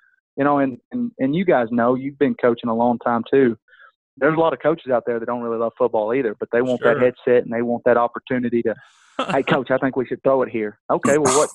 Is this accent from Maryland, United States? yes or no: no; Tyler, Texas, United States; my hometown, Tyler, Texas